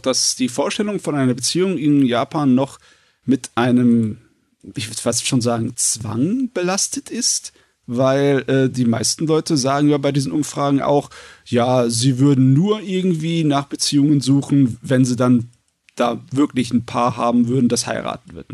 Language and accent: German; Germany; bei uns in Deutschland